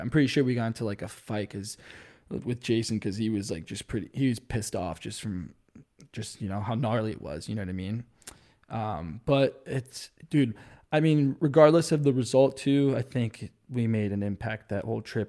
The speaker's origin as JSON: {"language": "English", "region": "New Jersey", "country": "United States", "tie": "born or raised there", "said": "my friends back home growing up in New Jersey. 'Cause I'm an East Coast kid"}